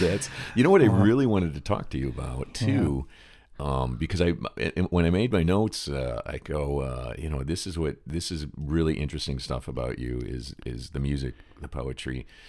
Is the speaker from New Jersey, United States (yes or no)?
no; Detroit, Michigan, United States; now in Los Angeles, United States; I grew up in Detroit, listening to rock and roll in Detroit, as well as Motown